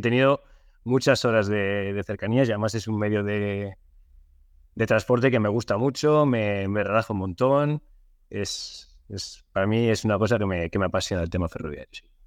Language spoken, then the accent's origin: Spanish; Soria, Castile and León, Spain; now in Torrejón de Ardoz, Spain; yo soy de, soy de Soria, aunque bueno, vivo desde hace muchos años en, en de Ardoz, en, Madrid